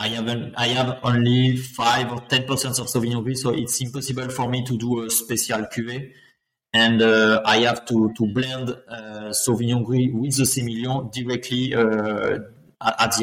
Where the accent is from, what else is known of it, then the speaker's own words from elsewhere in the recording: Bordeaux, Nouvelle-Aquitaine, France; English is a second language; I'm born in Bordeaux. I grew up in Bordeaux.